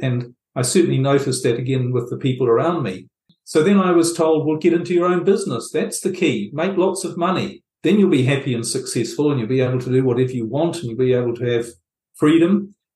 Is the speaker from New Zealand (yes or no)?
yes; New Zealand; moved away; I was brought up in New Zealand, as you might pick up from my accent, and I lived quite a bit of my life there